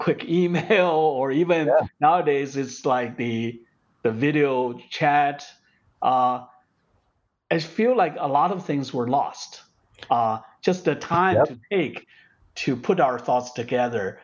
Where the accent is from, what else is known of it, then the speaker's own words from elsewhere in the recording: China; moved away as an adult; when I grew up in China